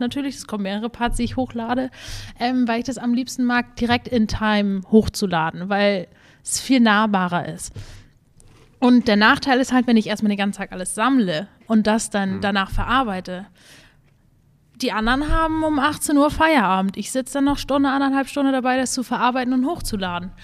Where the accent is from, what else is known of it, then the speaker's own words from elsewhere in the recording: Dagebüll, Schleswig-Holstein, Germany; moved away; groß geworden bin ich auf einem landwirtschaftlichen Betrieb mit Kühen und Schafen